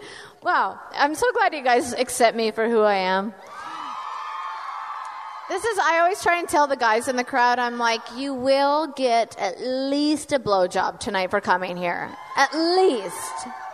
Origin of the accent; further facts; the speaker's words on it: Canada; That's like when I went on and everyone called me out for being Canadian, so instead of saying a boat, I kept being like about.